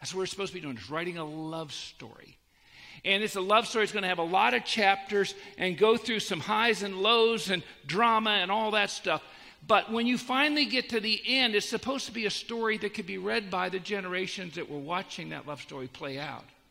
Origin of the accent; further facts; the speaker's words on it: Annapolis, Maryland, United States; I grew up in Annapolis, Maryland. Well, I moved there when I was 10